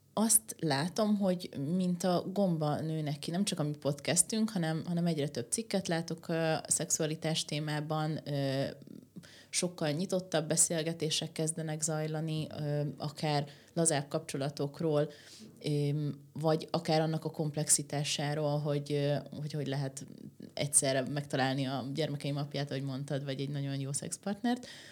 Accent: Székesfehérvár, Fejér, Hungary; én meg Székesfehérváron nőttem föl

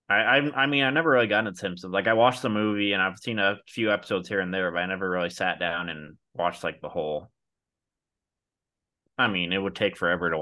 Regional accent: Missoula, Montana, United States; there's an actress from my hometown, from Missoula

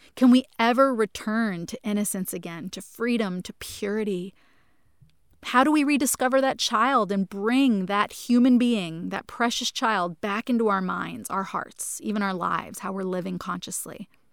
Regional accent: New Jersey, United States; a house that I grew up in in New Jersey

